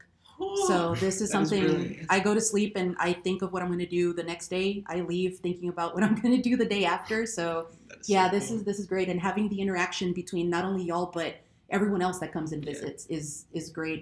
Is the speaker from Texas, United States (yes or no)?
yes; Texas, United States; moved away as an adult; I'm originally from Texas